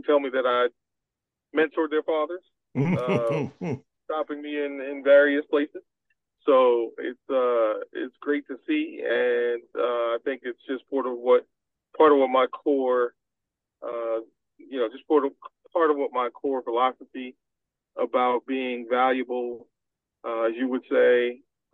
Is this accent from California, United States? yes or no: no; New York City, New York, United States; moved away as an adult; also born or lived in New Haven; I grew up in New York City